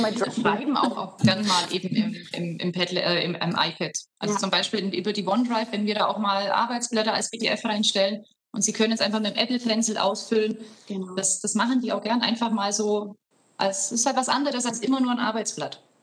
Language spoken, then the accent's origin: German; Horgau, Bavaria, Germany; Ich komme aus Augsburg. ich bin äh, Aus. Augsburgerin, Landkreis Augsburg aus Horgau